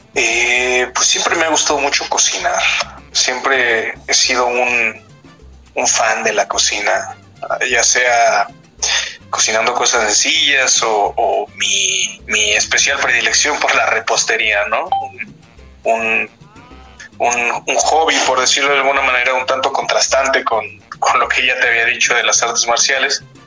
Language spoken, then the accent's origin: Spanish; near Río de los Remedios, State of Mexico, Mexico; Yo nací y pues, dentro de lo que cabe crecí en en el Estado de México, justo en, la franja en, donde se divide el, Estado y el anteriormente llamado Distrito Federal